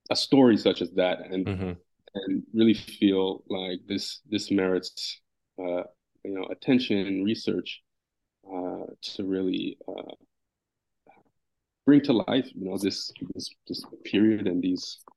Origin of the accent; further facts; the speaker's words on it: Canada; You know, especially growing up in Canada.